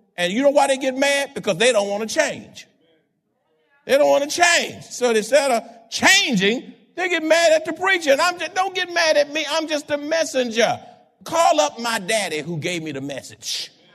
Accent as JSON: {"language": "English", "town": "Houston", "region": "Texas", "country": "United States", "tie": "born or raised there", "moved": "as an adult", "lives_now": "San Antonio, United States"}